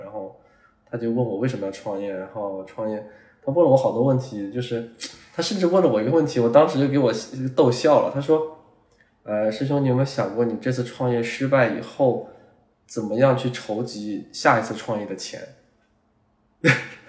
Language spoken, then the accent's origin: Chinese; China; 我们中国人